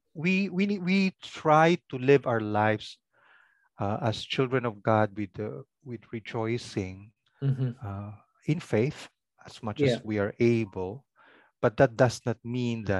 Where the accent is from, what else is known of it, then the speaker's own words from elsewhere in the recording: Ilocos Region, Philippines; first language Pangasinan; English is a second language; my language is called Pangasinan, from that province, Pangasinan